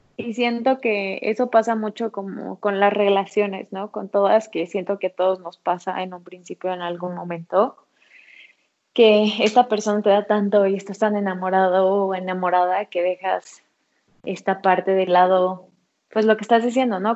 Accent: Mexico; nosotras como mexicanas

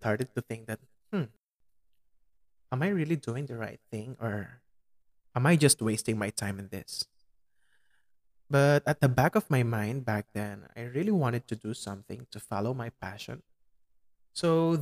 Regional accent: Pampanga, Central Luzon, Philippines; English is a second language; In my hometown, which is Pampanga, our main language is Kapampangan

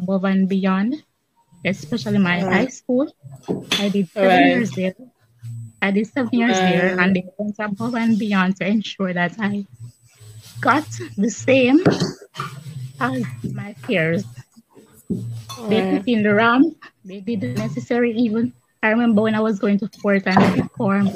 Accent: Kingston, Jamaica; I was born in Kingston

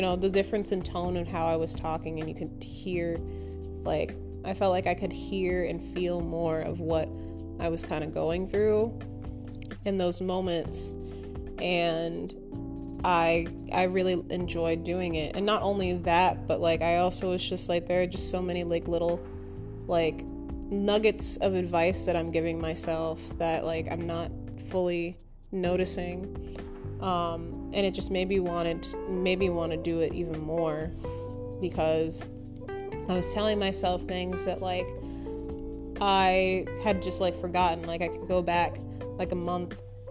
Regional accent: Minnesota, United States; moved away as an adult; now in Austin, United States; I'm originally from Minnesota

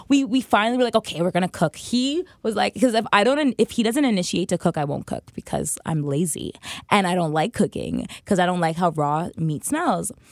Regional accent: Toronto, Ontario, Canada; also born or lived in Pickering, Ontario / Scarborough; I grew up at Domino's in Eglinton

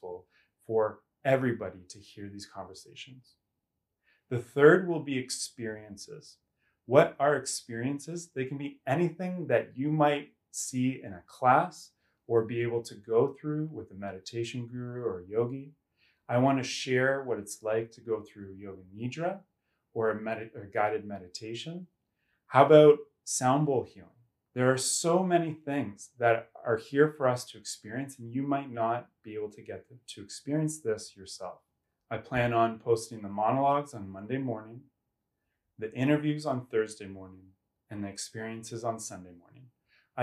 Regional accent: Kelowna, British Columbia, Canada; I'm from Kelowna, BC, Canada.

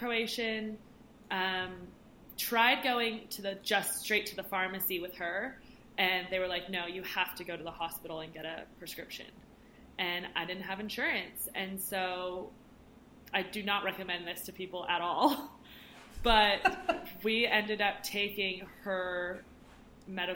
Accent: United States; moved away; I grew up in America

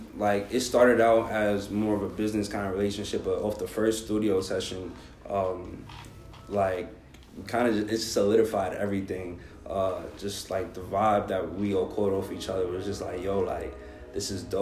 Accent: New York City, New York, United States; growing up in the Bronx

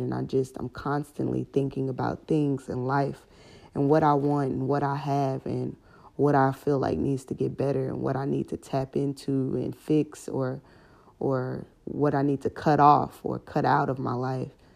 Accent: Houston, Texas, United States; moved away as an adult; now in Baton Rouge, United States; I'm from Houston, Texas

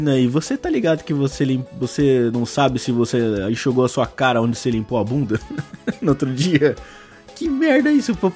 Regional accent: São Caetano do Sul, São Paulo, Brazil; eu tenho 26 anos e sou de São Caetano do Sul.

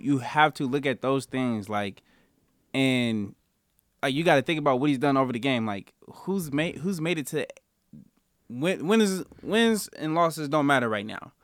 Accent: Denver, Colorado, United States; I grew up in Denver

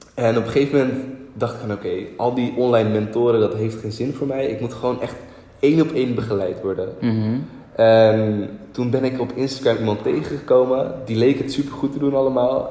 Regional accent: Lelystad, Flevoland, Netherlands; toen ging ik terug naar Lelystad, waar ik geboren ben.

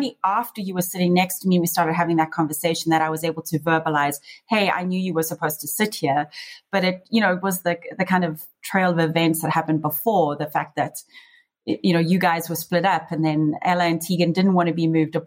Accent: South Africa; moved away as an adult; now in Las Vegas, United States; growing up in South Africa

